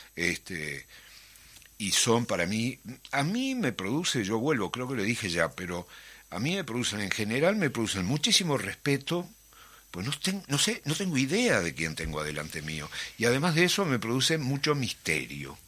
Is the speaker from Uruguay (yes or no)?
yes; Montevideo, Uruguay; moved away; yo soy del Prado y criado en el Prado, en Atahualpa y en el Prado toda la vida.